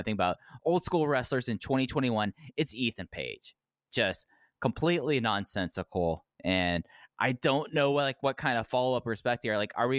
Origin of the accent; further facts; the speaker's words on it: Texas, United States; I grew up in Texas. I know these things.